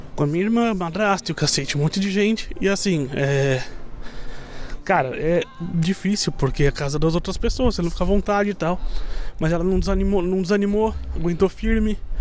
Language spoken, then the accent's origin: Portuguese; São Paulo, Brazil; also born or lived in Santa Catarina; voltei para São Paulo, que é minha cidade de origem